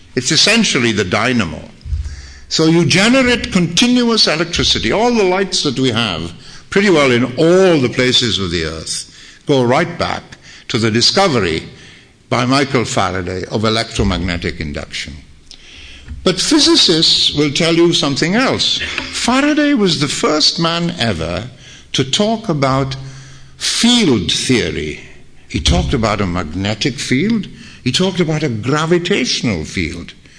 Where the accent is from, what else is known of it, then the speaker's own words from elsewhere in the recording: Wales, United Kingdom; I'm a Welshman